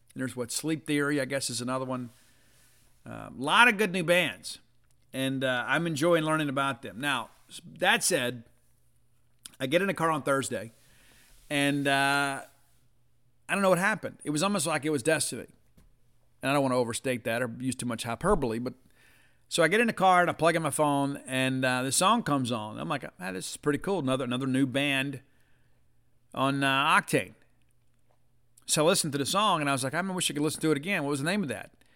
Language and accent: English; South Mississippi, United States; I was born in South Mississippi